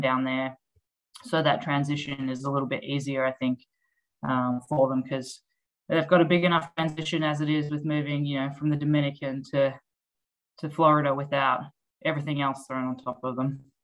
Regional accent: Australia; moved away as an adult; also born or lived in Melbourne, Australia; now in United States; I'm obviously from Australia.

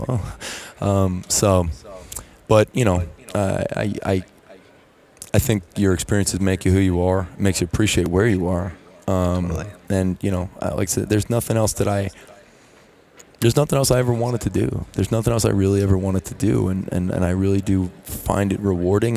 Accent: New York City, New York, United States; moved away; I'm from New York City, and um, you know there really was no major college football program. I mean I, I kind of lived near St. John's University

